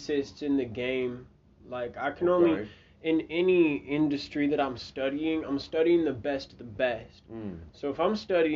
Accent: Broken Arrow, Oklahoma, United States; also born or lived in Tulsa, Oklahoma; I grew up in Broken Arrow

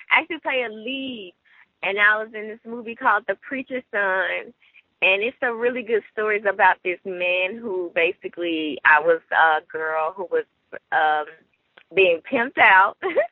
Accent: Memphis, Tennessee, United States; moved away; also born or lived in Detroit; I'm actually from Memphis, Tennessee

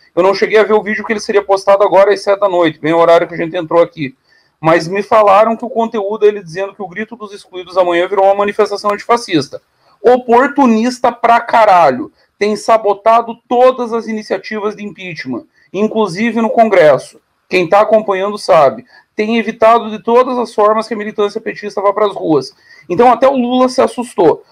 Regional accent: Caçador, Santa Catarina, Brazil; um pedaço da cidade onde eu nasci, Caçador, era território argentino

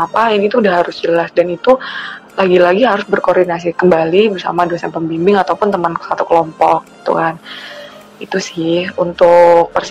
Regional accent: East Kalimantan, Indonesia; kebetulan aku dari Kalimantan Timur kalau yang belum tahu hai teman-teman Kalimantan Timur

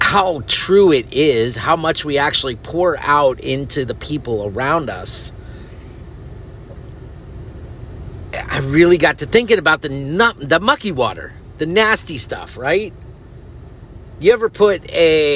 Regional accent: Northeast, United States; moved away; I grew up in Northeast region

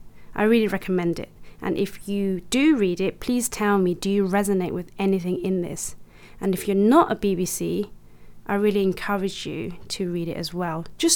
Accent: Kilburn, London, United Kingdom; I love Sunday roasts and Chinese food too, but I can't speak fluent Chinese, and the only Chinese word I can write is my name. None of my friends have ever been Chinese, apart from when I met Jay, but he's half. Kilburn was where I grew up

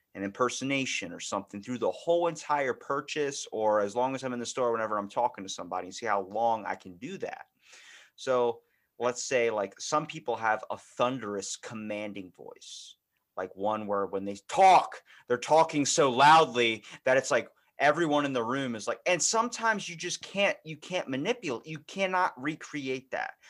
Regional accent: Baltimore, Maryland, United States; accent: Baltimore; I'm from Baltimore

